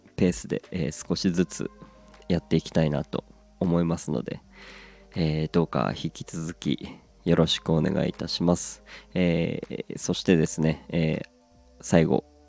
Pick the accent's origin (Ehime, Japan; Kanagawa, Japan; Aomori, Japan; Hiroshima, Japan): Aomori, Japan; now in Tokyo, Japan; 青森から上京して